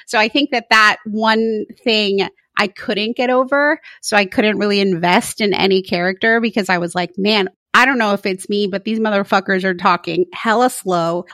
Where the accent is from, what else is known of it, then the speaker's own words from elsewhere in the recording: Florida, United States; moved away as an adult; now in San Mateo, United States; I never realized I was from Florida until I moved to the West Coast